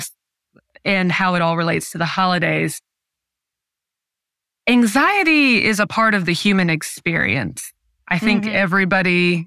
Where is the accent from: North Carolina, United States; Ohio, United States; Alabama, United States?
Ohio, United States; I grew up in Ohio where it's gray for the majority of the year.